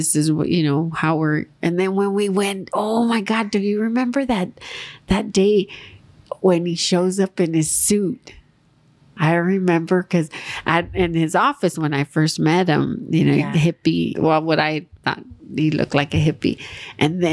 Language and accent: English; Los Angeles, California, United States; also born or lived in Monterey Park; I grew up in East LA on City Terrace.